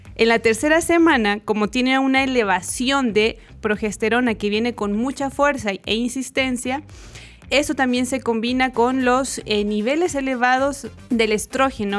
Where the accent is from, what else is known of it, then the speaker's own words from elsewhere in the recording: Chile; moved away as an adult; also born or lived in Mexico; now in Guatemala; soy chilena